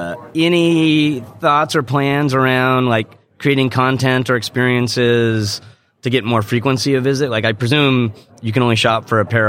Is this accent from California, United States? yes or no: yes; San Diego, California, United States; That San Diego store is in the University Town Center. That was my hometown mall growing up.